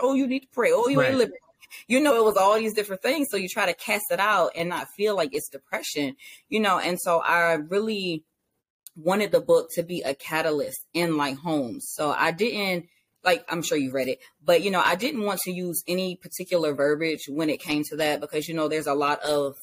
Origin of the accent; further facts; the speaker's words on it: Savannah, Georgia, United States; now in Virginia, United States; I am originally from Savannah, Georgia. I reside in Virginia now.